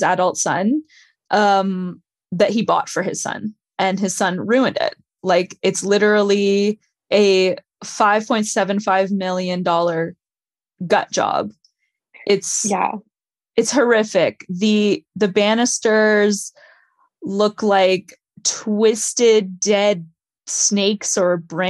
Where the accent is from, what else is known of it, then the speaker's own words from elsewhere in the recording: Canada; I'm Canadian